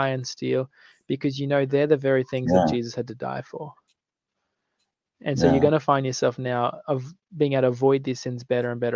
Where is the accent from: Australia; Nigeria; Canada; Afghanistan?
Australia; I'm from Australia.